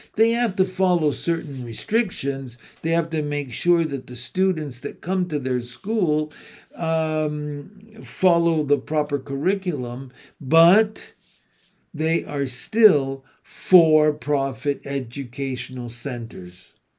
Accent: St. Catharines, Ontario, Canada; here in my hometown of Saint Catharines

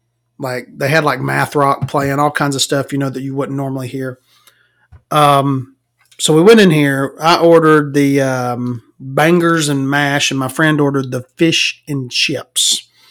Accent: the South, United States; I'm a Southerner. I need sweet tea.

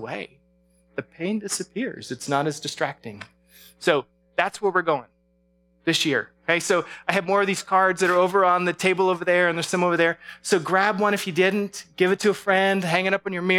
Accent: Alaska, United States; moved away; growing up in Alaska, earthquakes were part of our life

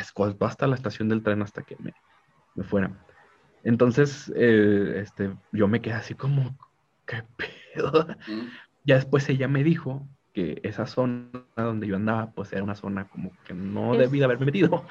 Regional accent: Mexico; yo soy mexicano

